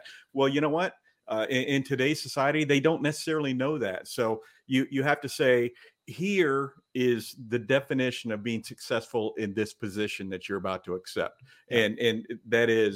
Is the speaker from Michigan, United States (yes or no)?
no; California, United States; born and raised in California